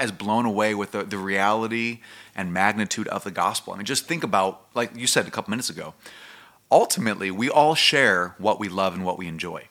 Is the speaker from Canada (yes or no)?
no; United States; as American Christians and what we've grown up